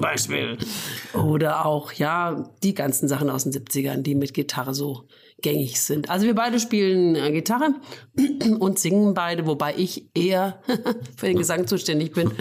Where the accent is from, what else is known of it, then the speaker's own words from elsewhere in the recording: Fulda, Hesse, Germany; ich bin in Fulda geboren, ja. Und habe aber dann eine Zeit lang auf dem Dorf im Hinterland gewohnt